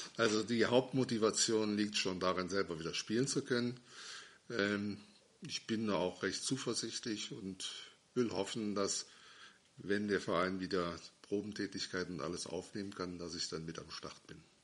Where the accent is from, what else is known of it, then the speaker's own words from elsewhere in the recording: Schwalmtal, Germany; moved away; Ich bin also wieder in meine alte Heimat zurückgezogen, nach Schwalmtal